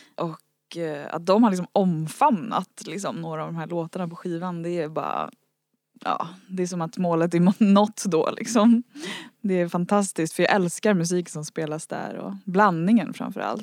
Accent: Värmdö, Stockholm County, Sweden; ute långt ut på Värmdö där jag växte upp

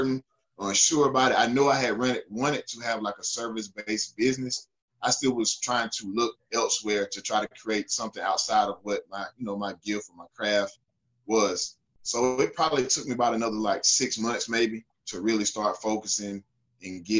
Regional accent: Newberry, South Carolina, United States; moved away as an adult; also born or lived in Greenville-Spartanburg area, South Carolina; I'm originally from Newberry, South Carolina

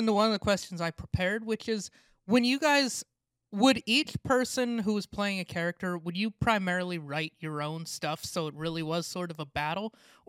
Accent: Montana, United States; now in Portland, United States; I grew up in Montana, we both did.

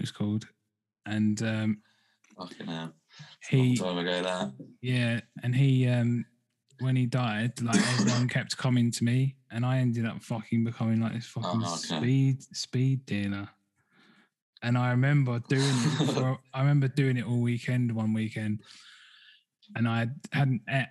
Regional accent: Southend-on-Sea, East of England, United Kingdom; moved away; I'm from Southend-on-Sea originally in Essex, and that's quite near London

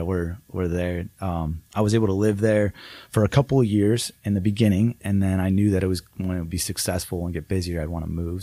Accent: Downs, Illinois, United States; moved away as an adult; also born or lived in Las Vegas; my hometown

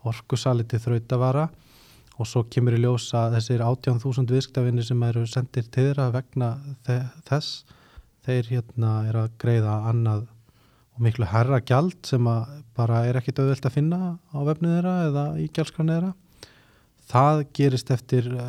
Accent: Iceland; moved away as an adult; ég er náttúrulega fluttið frá Íslandi þarna á þessum tíma

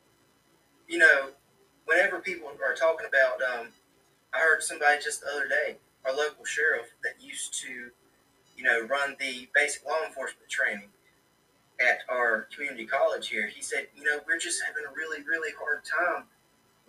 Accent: United States; I am an American

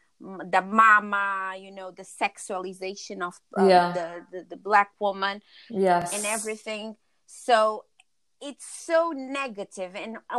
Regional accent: Cape Verde; now in London, United Kingdom; like, for us that we are originally from Cape Verde, so we are Black Portuguese.

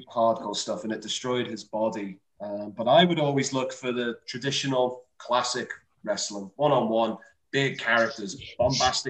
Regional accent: Liverpool, North West England, United Kingdom; I'm from Liverpool

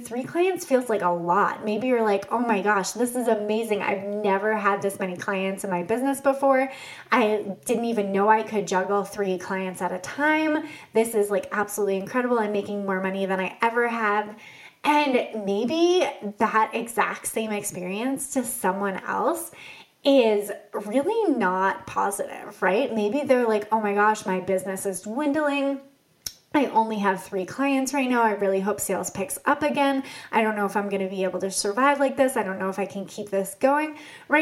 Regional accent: Boston, Massachusetts, United States; I grew up in the Boston area

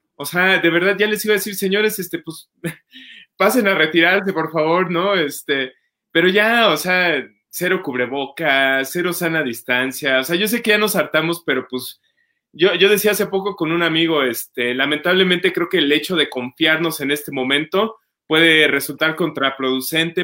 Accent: Mexico; todos como mexicanos

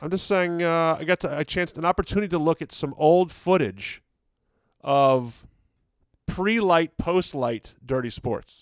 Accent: Dayton, Ohio, United States; I was born in Ohio

